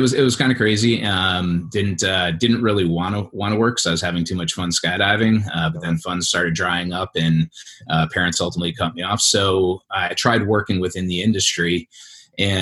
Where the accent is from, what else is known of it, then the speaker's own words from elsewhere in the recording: East Coast, United States; moved away as an adult; also born or lived in Southern California; I grew up on the East Coast in a residential and commercial development family